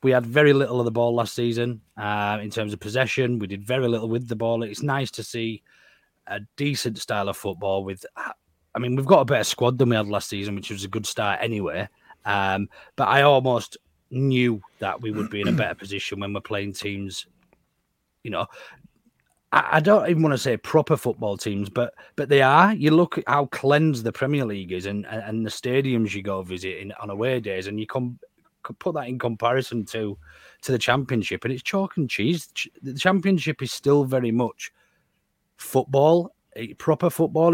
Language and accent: English; Yorkshire and the Humber, United Kingdom; We're made different in West Yorkshire